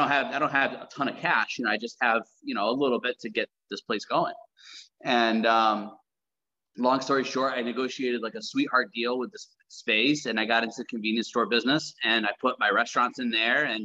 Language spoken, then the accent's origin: English; South Side, New York, United States; also born or lived in Tacoma, Washington / Jordan; We grew up on the South Side in New York, very rough neighborhood